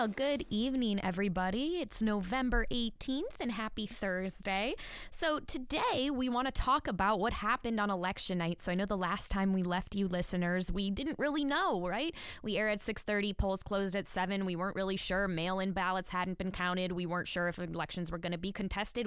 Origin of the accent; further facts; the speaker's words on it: Wisconsin, United States; now in Nevada, United States; my home state of Wisconsin